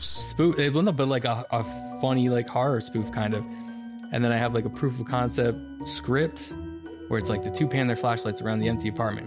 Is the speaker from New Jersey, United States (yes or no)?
yes; Bound Brook, New Jersey, United States; I grew up in Bound Brook, and the neighborhood in Bound Brook, just one street off of Main Street, it's all just residential.